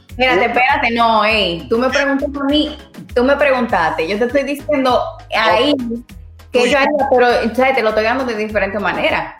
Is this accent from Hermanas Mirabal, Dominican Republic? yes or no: no; Santiago de los Caballeros, Santiago, Dominican Republic; now in Puerto Rico; soy dominicana de pura cepa, de Santiago, allá en República Dominicana